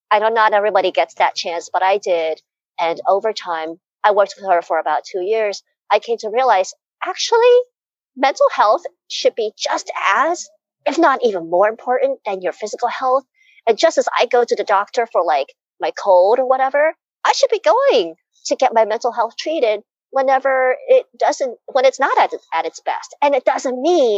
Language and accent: English; United States; I was brought up in a culture, I'm Chinese American